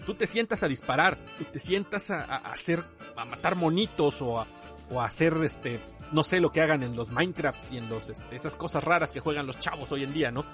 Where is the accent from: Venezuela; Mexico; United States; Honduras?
Mexico; muchos de nosotros aquí en México